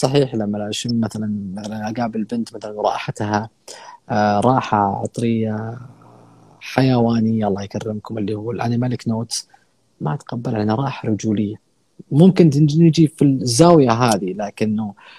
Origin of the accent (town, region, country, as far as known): Saudi Arabia